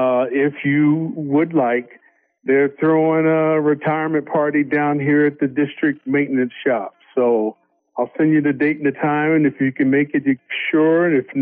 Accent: Maryland, United States; moved away; Annapolis, Maryland, my home state.

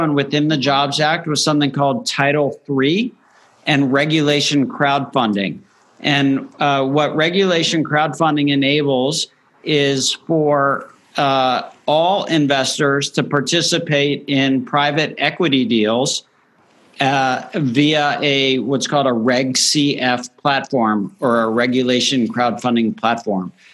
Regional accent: Miami, Florida, United States; also born or lived in Northeast United States / West Coast United States; now in Nashville, United States; I grew up in Miami, Florida

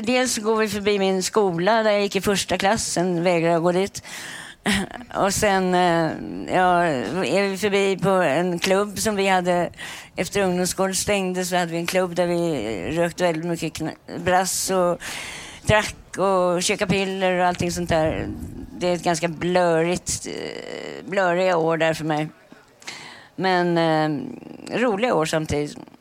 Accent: Stockholm, Stockholm County, Sweden; Jag växte upp på Östermalm

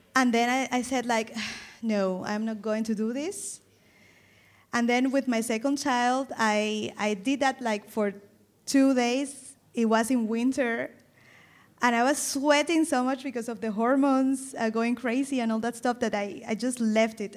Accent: Caribbean coast of Colombia, Caribbean Region, Colombia; first language Spanish; English is a second language; moved away as an adult; now in Germany; I come from the Caribbean coast

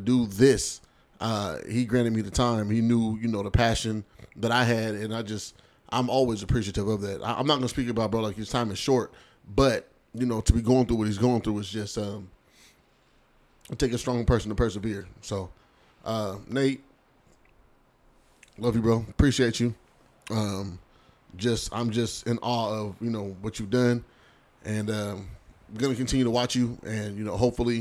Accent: Seattle, Washington, United States; I'm from Seattle for real.

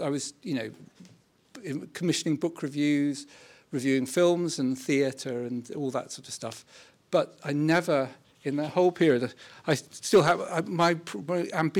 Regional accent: London, United Kingdom; So I grew up in North London in and actually I never really thought of doing anything apart from writing or something.

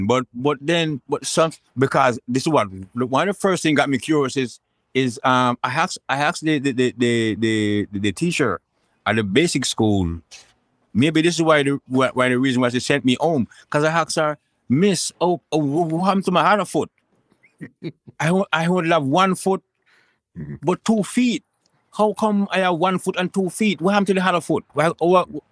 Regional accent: Kingston, Saint Andrew, Jamaica; I grew up between Kingston 13 and rest rural St. Andrews. I was born in Kingston 13

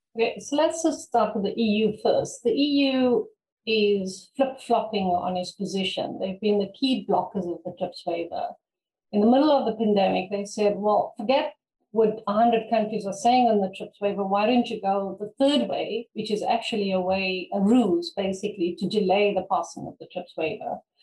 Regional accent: South Africa; I come from Africa

